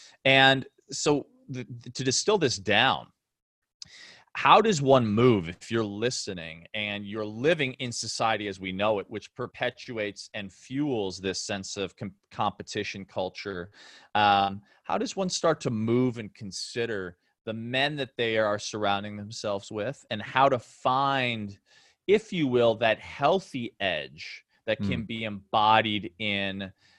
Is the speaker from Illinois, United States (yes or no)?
yes; Chicago, Illinois, United States; I grew up in Chicago and he was my hero.